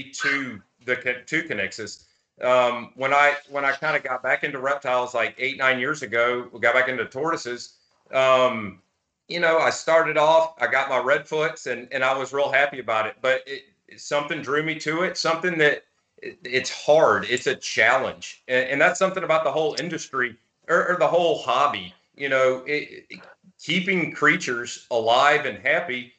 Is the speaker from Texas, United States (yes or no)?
no; Birmingham, Alabama, United States; growing up in Birmingham, Alabama